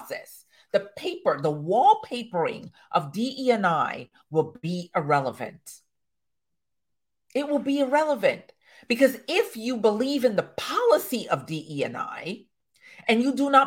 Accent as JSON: {"language": "English", "country": "Jamaica", "said": "I am a Jamaican woman to my core."}